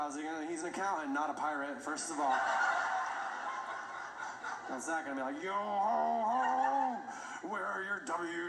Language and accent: English; Indiana, United States; I grew up in Indiana. There's very few oceans.